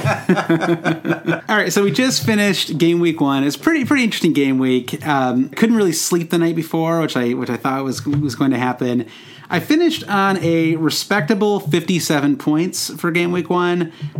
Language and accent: English; Michigan, United States; I grew up in Michigan, so, you know, there it's cold.